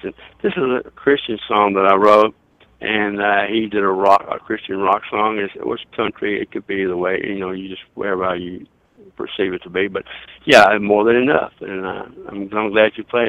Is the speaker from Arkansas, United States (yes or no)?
yes; Lower Arkansas, United States; I grew up down in Lower Arkansas